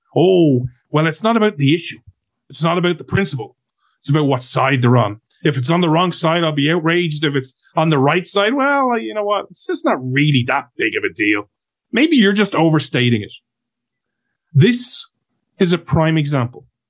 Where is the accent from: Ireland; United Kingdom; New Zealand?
Ireland